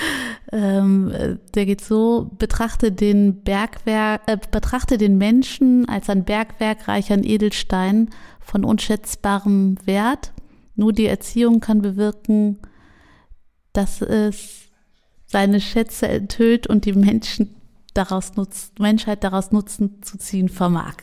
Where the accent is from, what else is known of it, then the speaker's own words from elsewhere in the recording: Jülich, North Rhine-Westphalia, Germany; Und jetzt bin ich in Jülich aufgewachsen